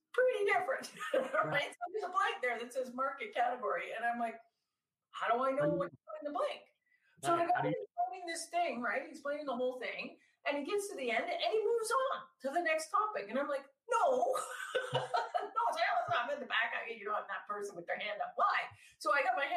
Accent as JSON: {"language": "English", "country": "Canada", "said": "I'm Canadian. So I kept taking classes at like University of Toronto"}